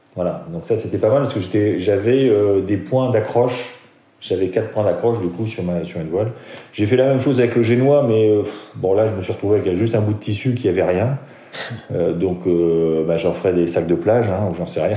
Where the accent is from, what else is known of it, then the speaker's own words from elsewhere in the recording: Metz, Grand Est, France; moved away; suis né à Metz, j'ai grandi à Metz